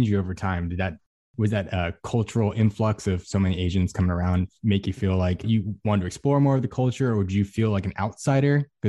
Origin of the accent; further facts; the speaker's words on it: Ontario, California, United States; I grew up in Ontario, California, so suburbs of LA. I grew up in Orange County kind of areas.